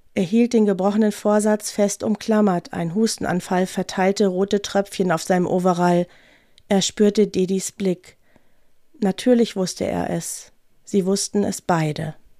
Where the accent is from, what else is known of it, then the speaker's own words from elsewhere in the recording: North Rhine-Westphalia, Germany; now in Munich, Germany; Ich bin ja aus Nordrhein-Westfalen